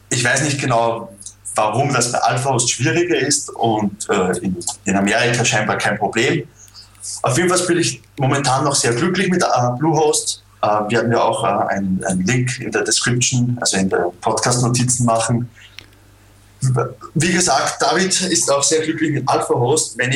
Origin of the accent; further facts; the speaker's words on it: Austria; Was äh, für mich als Österreicher äh, natürlich nicht funktioniert.